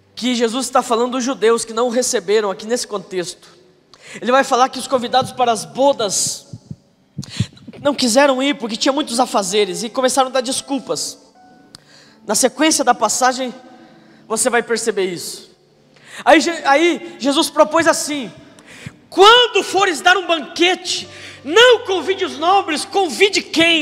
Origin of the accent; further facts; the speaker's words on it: Telêmaco Borba, Paraná, Brazil; eu sou de Telêmaco